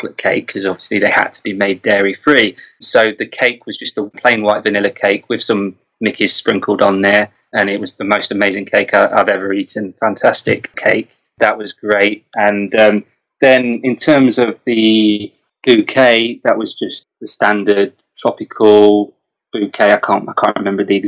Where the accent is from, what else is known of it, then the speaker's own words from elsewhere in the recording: England, United Kingdom; we're fussy English